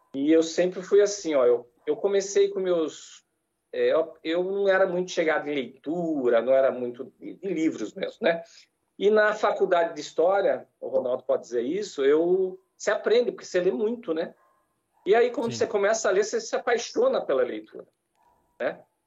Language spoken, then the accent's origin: Portuguese; Jaú, São Paulo, Brazil; moved away as an adult; eu sou de Jaú, interior de estado também, capital do calçado feminino